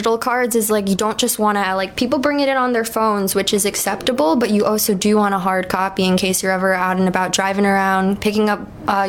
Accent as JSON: {"language": "English", "region": "New York", "country": "United States", "moved": "yes", "lives_now": "Maui, United States", "said": "New York. Same as Mike. I do work at a dispensary here in Hawaii, on Maui specifically."}